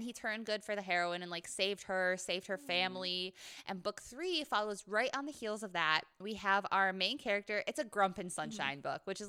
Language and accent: English; Scotland, United Kingdom; And as a Scot